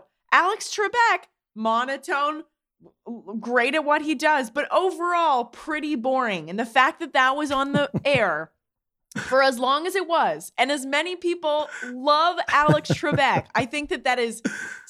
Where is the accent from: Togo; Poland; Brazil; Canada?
Canada; Toronto, Ontario; I'm Canadian, Judy.